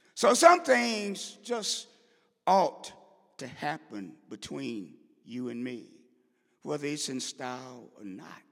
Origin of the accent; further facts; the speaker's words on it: St. Louis, Missouri, United States; I grew up in Saint Louis